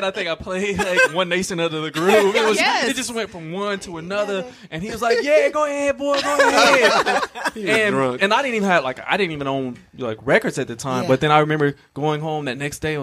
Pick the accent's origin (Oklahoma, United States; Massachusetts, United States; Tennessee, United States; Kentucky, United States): Kentucky, United States; Somerset; moved away as an adult; now in Atlanta, United States; I'm originally from Somerset, Kentucky